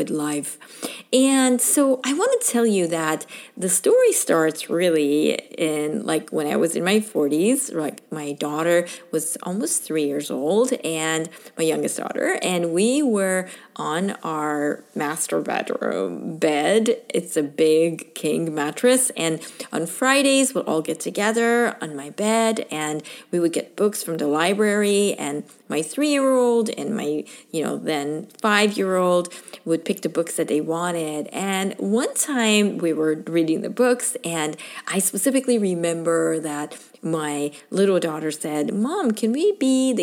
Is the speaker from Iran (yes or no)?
yes; Iran; also born or lived in Michigan / Arizona / California; now in Hawaii, United States; I'm originally from Iran